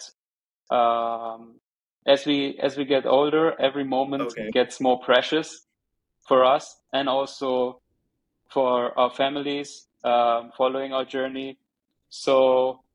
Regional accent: Germany; English is a second language; also born or lived in Tehran, Iran; the first part of my life growing up in Germany was close to my aunt here

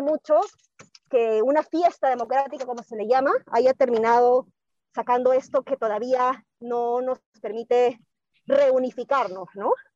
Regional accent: Peru; nosotros como peruanos

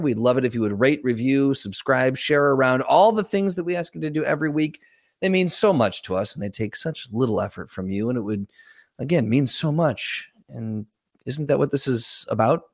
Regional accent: United States; now in Grand Rapids, United States; Currently, I would say Grand Rapids, but I'm from the Quad Cities

